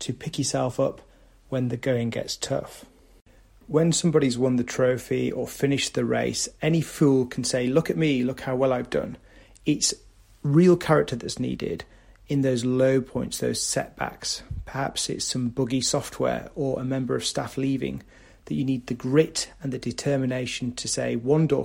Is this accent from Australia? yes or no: no; the north of England, United Kingdom; from the north of England and my hometown